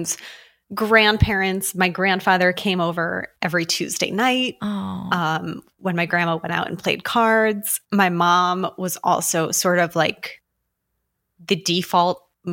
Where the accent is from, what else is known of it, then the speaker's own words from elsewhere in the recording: just outside of Albany, New York, United States; I grew up just outside of Albany